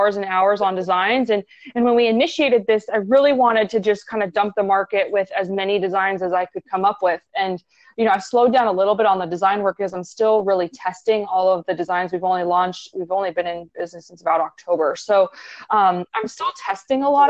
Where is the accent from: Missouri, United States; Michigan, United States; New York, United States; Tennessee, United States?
Missouri, United States; Kansas City; now in Florida, United States; I grew up in Kansas City, believe it or not, and I moved to Florida in 2006